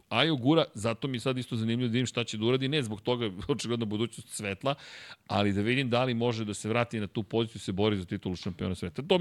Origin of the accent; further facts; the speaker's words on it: Serbia; Dakle, mi dolazimo iz Srbije, sa Balkana.